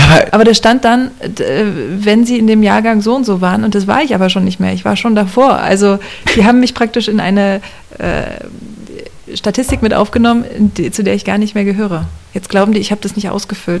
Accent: Cottbus, Brandenburg, Germany; also born or lived in Potsdam / Kraków; geboren und aufgewachsen bin ich in Cottbus

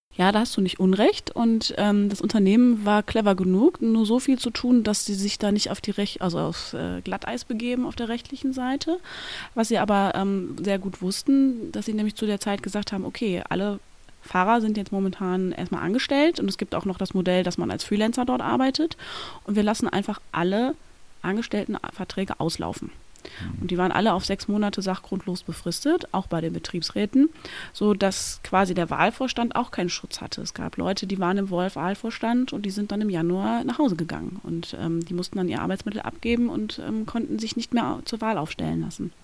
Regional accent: surroundings of Cologne, North Rhine-Westphalia, Germany; ich komme aus dem Umland von Köln, bin da groß geworden, habe mein ganzes Leben dort verbracht

